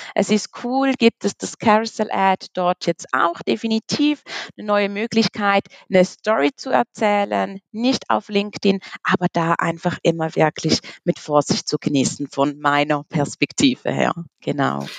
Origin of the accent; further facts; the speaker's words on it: Switzerland; komme aus der wunderschönen Schweiz